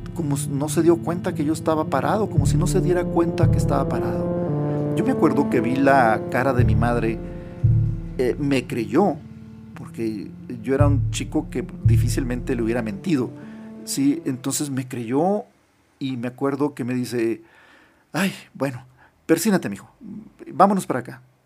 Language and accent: Spanish; Nogales, Sonora, Mexico; Cuando yo tenía eh, siete años, Vivíamos en una casa allá donde nací, en Nogales, en la frontera con Estados Unidos, en Sonora, en el estado de Sonora, en México